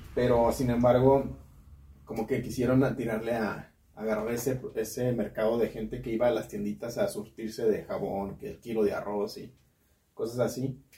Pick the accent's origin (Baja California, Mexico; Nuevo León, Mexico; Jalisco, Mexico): Jalisco, Mexico; Guadalajara; now in Guanajuato, Mexico; yo soy de Guadalajara